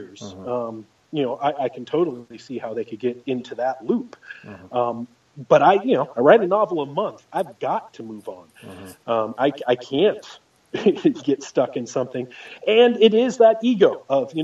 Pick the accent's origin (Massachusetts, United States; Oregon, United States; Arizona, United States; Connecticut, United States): Oregon, United States; I grew up in Oregon